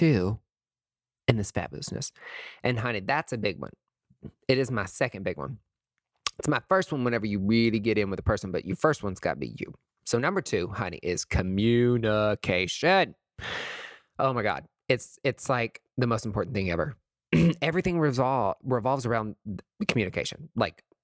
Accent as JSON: {"language": "English", "region": "East Tennessee", "country": "United States", "said": "I'm from East Tennessee"}